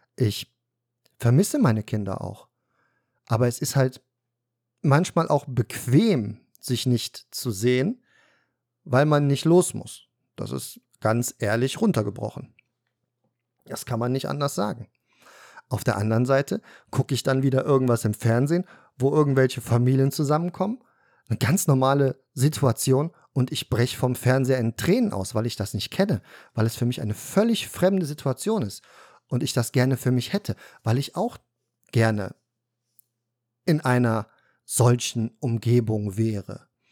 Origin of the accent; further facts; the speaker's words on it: Cologne, North Rhine-Westphalia, Germany; Wir sind dann irgendwann aus Korweiler Nord nach Blumenberg umgezogen. In Köln, Kölner Norden, in eine Neubausiedlung, Eigentum.